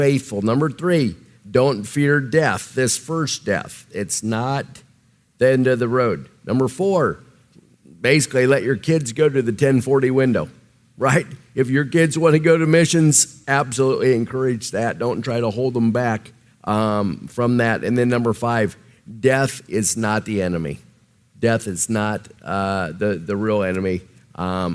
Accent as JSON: {"language": "English", "region": "Nebraska", "country": "United States", "accent": "Nebraska", "said": "my Nebraska accent"}